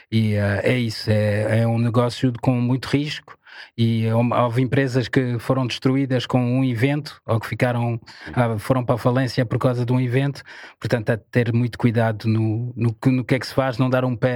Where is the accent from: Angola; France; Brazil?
France; Paris, Île-de-France; Portuguese is a second language; also born or lived in Ivory Coast; now in Portugal; Eu cresci francesa? em Paris. Okay. Cresci em Paris.